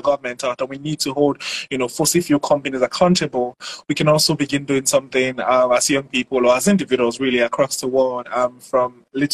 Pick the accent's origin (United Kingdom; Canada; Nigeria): Nigeria; I am a Nigerian climate storyteller